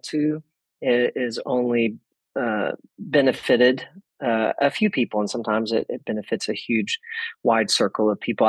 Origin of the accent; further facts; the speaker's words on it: Texas, United States; I grew up in Texas in a small town with my parents and my two older brothers